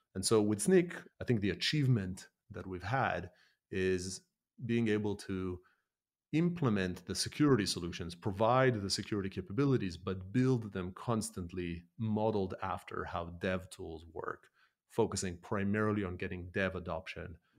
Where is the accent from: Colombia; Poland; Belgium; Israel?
Israel; moved away as an adult; also born or lived in Canada; now in United Kingdom; born and raised in Israel, in an Argentinian household, and then lived a decade in Canada, and then moved to the U K, where I live now